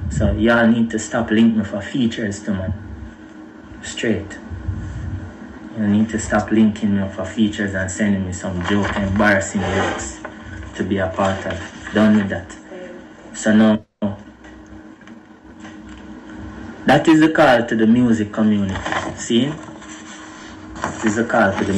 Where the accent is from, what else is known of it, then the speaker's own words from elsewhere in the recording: Jamaica; I'm a Jamaican brethren.